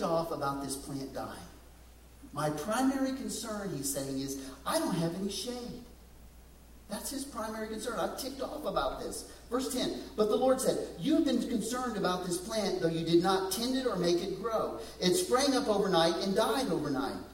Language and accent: English; West Texas, United States; growing up in West Texas